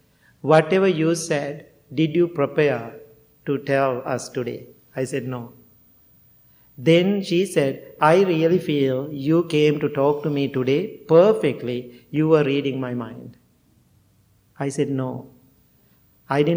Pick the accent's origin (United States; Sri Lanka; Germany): Sri Lanka; first language Sinhala; English is a second language; moved away as an adult; Sinhala, my language